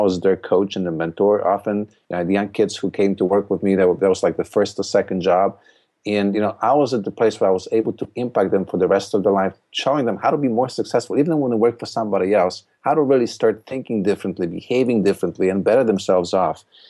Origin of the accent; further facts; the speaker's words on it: Poland; English is a second language; moved away as an adult; now in United States; I, uh, came to the United States in, from Poland in nineteen eighty-nine